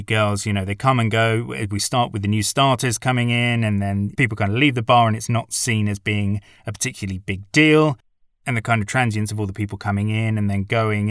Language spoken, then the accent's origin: English; United Kingdom; I'm British and not American